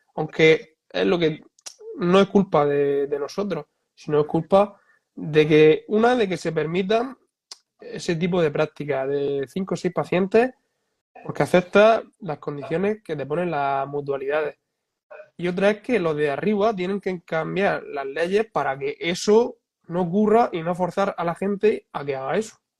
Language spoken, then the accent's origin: Spanish; Spain; aquí en España